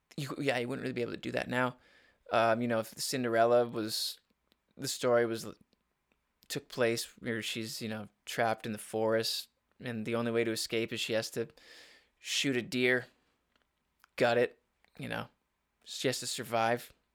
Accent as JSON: {"language": "English", "area": "Upper Peninsula", "region": "Michigan", "country": "United States", "tie": "born or raised there", "said": "growing up in the Upper Peninsula"}